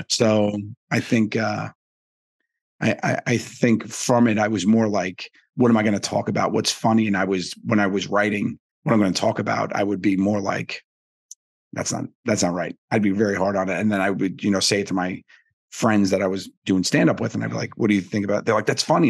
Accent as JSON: {"language": "English", "town": "New York City", "region": "New York", "country": "United States", "tie": "born or raised there", "said": "I grew up in Staten Island, New York"}